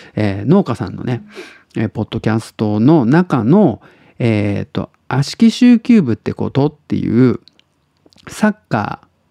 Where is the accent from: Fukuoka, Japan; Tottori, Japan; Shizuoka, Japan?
Tottori, Japan; now in Osaka, Japan; 鳥取生まれ